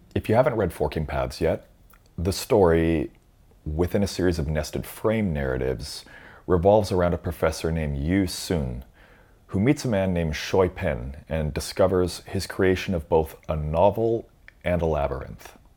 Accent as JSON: {"language": "English", "country": "Canada", "said": "Being Canadian, I have a loose command of French"}